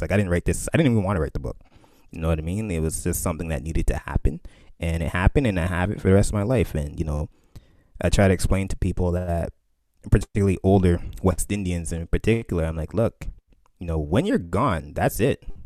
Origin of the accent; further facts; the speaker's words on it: Canada; My family's from Barbados, you know, growing up in Canada